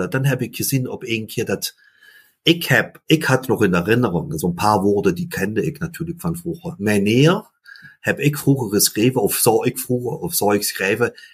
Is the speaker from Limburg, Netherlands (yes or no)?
yes; Limburg, Netherlands; German is a second language; ich komme aus den Süd, also in Limburgs, äh, belgische Familie, also meine Mutter war aus Antwerpen, mein Vater aus Maastricht.